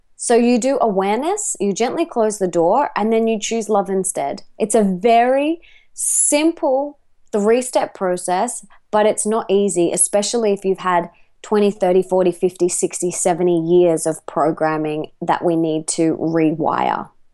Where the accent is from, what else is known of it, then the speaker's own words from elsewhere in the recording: Australia; accent: Australian; I am an Aussie